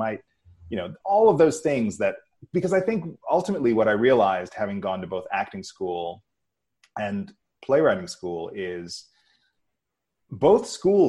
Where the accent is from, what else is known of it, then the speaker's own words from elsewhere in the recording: New York City, New York, United States; I grew up in New York